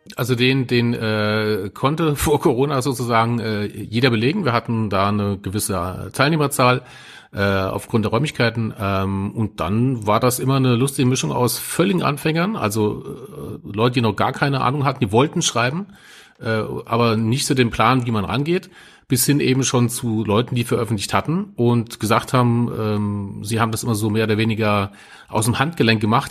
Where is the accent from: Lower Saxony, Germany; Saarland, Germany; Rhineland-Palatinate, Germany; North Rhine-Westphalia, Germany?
Saarland, Germany; als Saarländer und in Nähe zu Frankreich